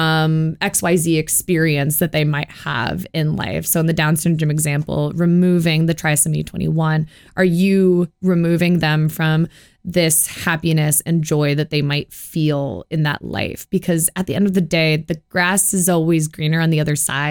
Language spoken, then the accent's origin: English; Midwest, United States; I am from the Midwest.